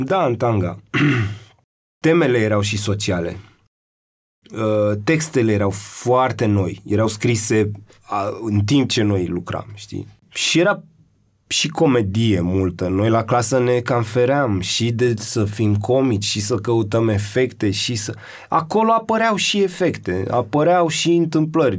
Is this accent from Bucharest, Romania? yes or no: yes; Bucharest, Romania; eu nu sunt din Piatra Neamț, sunt de aici